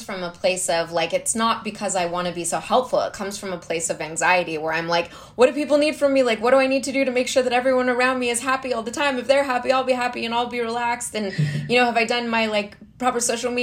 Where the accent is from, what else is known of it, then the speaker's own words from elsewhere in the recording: Calgary, Alberta, Canada; moved away as an adult; also born or lived in Vancouver; now in Los Angeles, United States; I was born in Calgary, Alberta, Canada